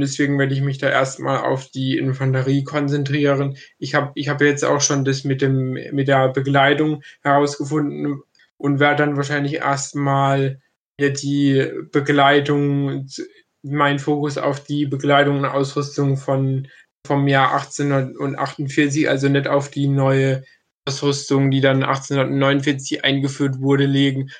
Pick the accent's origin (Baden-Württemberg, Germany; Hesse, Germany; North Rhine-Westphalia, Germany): Baden-Württemberg, Germany; Kronau; in meinem Heimatdorf